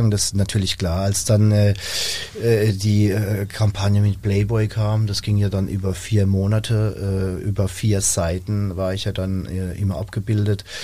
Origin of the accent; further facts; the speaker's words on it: Rhineland-Palatinate, Germany; für mich als Junger, als Pfälzer Junger, sag ich mal vom Dorf